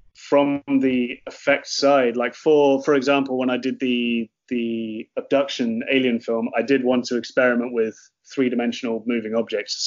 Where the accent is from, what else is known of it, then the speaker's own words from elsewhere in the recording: Oxford, South East England, United Kingdom; moved away as an adult; now in Cork, Ireland; I'm from Oxford in the UK, and um, me and my partner um, moved to Cork because she got a job at UCC